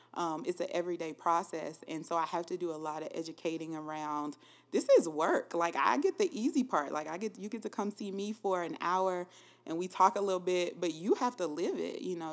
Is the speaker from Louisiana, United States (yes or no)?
yes; Louisiana, United States; moved away as an adult; also born or lived in Minnesota; now in Columbia, United States; I am from Louisiana, Schuldrant, Louisiana